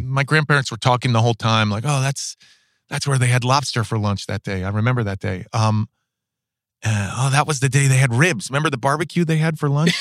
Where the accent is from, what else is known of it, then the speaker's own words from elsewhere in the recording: New York City, New York, United States; I grew up in New York City, in Manhattan